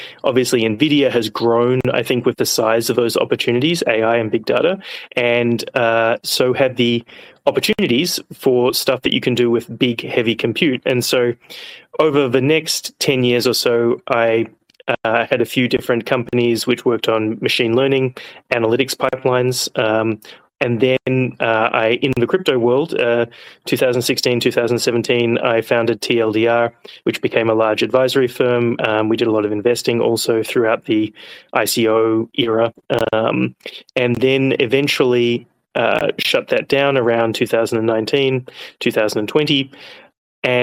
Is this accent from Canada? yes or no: no; Australia; moved away as an adult; also born or lived in Hong Kong / United States; now in London, United Kingdom; I'm an Australian.